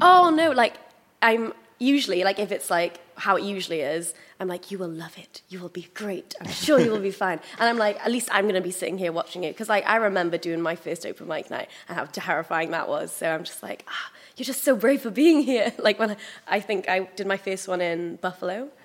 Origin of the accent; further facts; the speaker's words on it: Pembrokeshire, Wales, United Kingdom; I was growing up in Pembrokeshire